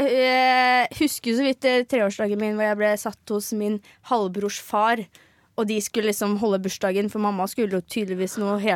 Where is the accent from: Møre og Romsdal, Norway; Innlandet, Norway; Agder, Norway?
Agder, Norway; Ja, vi kan jo slå inn det at jeg er fra Sørlandet, men har ikke det eneste vokabulæret i meg som har med Sørlandet å gjøre.